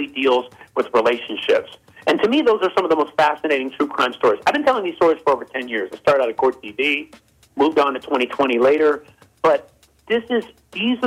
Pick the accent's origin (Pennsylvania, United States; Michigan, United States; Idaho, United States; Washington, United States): Pennsylvania, United States; Philadelphia; I'm born and raised in Philly